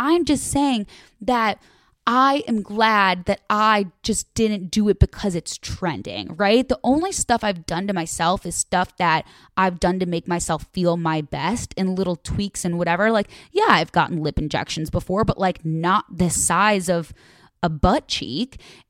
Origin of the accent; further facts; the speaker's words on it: Chicago, Illinois, United States; So she's from Chicago and I'm from Chicago.